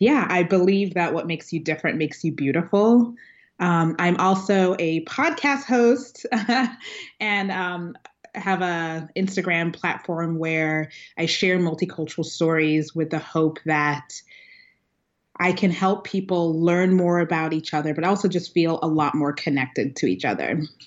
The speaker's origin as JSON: {"language": "English", "town": "Kampala", "region": "Central Region", "country": "Uganda", "tie": "born there", "said": "I was born in Uganda, Kampala, Uganda, which if you've ever seen The Last King of Scotland, the movie, it's about the dictator Idi Amin and just the horrible things he did."}